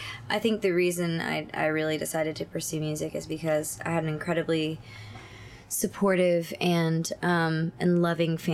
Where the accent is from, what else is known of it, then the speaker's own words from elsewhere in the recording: Houston, Texas, United States; I was born in Texas